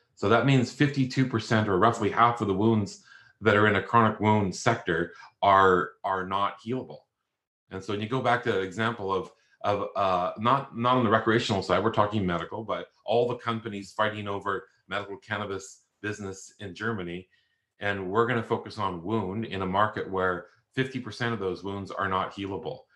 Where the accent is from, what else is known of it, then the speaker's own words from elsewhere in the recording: Canada; moved away as an adult; now in Australia; I'm Canadian